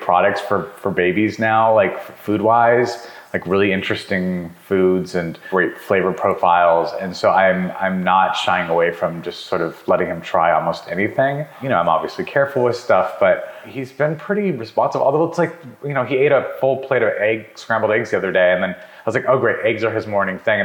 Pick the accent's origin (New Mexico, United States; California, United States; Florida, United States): New Mexico, United States; also born or lived in Montana; I was born in Montana, but I only lived there for a year. And then I most of my life was in New Mexico